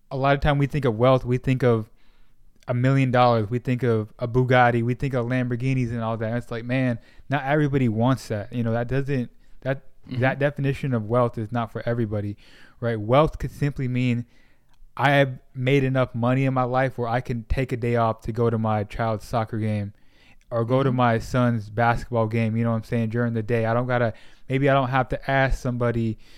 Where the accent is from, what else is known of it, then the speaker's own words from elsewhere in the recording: Sacramento, California, United States; moved away as an adult; now in Dallas, United States; I grew up in Sacramento, and then when I was like around 19, I moved back down to Southern California, and then um, eventually moved. Uh, eventually made my way to Dallas.